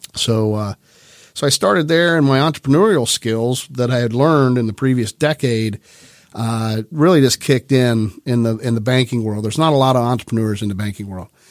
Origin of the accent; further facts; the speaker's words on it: Grove City, Ohio, United States; also born or lived in Ironton, Ohio; that's when we moved to town. Um, and, uh, I was one years old. I was born in Ironton, Ohio, and, and came up here